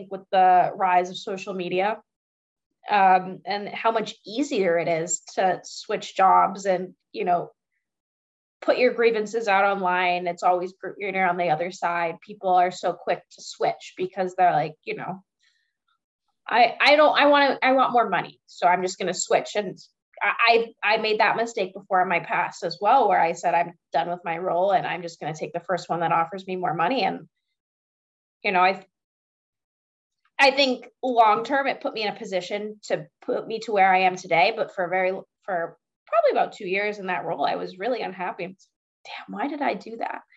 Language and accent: English; Boston, Massachusetts, United States; Honesty and loyalty, I think, are two things that kind of come with just being a Bostonian.